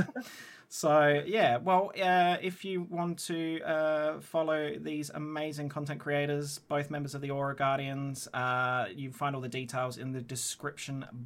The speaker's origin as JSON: {"language": "English", "country": "Australia", "moved": "yes"}